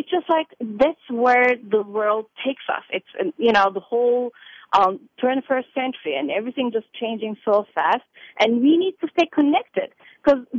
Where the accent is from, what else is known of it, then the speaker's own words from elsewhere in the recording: Turkey; moved away as an adult; also born or lived in Crete; now in United States; I was born and raised in Turkey